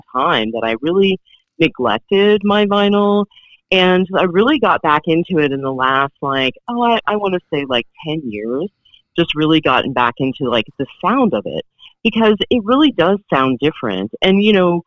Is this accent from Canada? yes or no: no; Virginia, United States; moved away as an adult; also born or lived in Los Angeles, United States; I grew up in Virginia